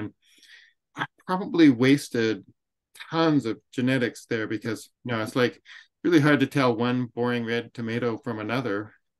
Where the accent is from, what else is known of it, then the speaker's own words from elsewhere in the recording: Western Montana, United States; I grew up here in Western Montana.